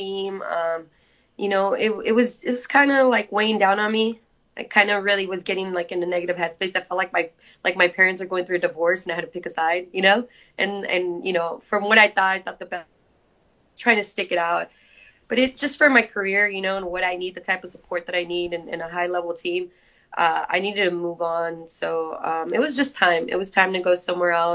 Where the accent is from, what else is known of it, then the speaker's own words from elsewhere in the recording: San Jose, California, United States; moved away as an adult; I'm originally from San Jose. You know, my family's there